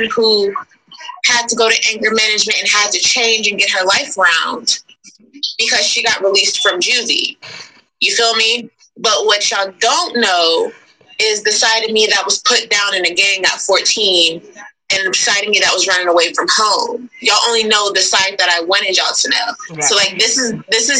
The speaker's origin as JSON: {"language": "English", "town": "Nashville", "region": "Tennessee", "country": "United States", "tie": "born or raised there", "said": "I was put down on the West Side in the Nations."}